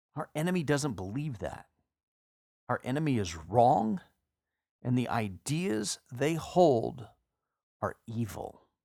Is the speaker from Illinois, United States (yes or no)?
no; Texas, United States; my home state of Texas.